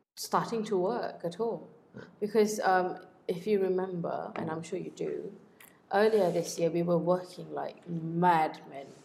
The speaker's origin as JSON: {"language": "English", "town": "Kuantan", "region": "Pahang", "country": "Malaysia", "tie": "born or raised there", "moved": "yes", "said": "I went back to my hometown in Kuantan"}